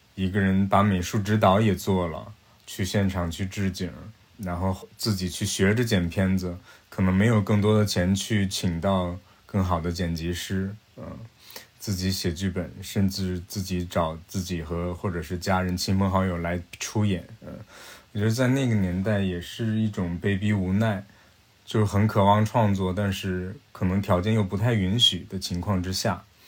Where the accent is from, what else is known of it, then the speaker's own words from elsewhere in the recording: Yichun, Heilongjiang, China; 我的故乡是俄罗斯的边境了，黑龙江伊春等于与俄罗斯是一江之隔，隔着那条江就叫黑龙江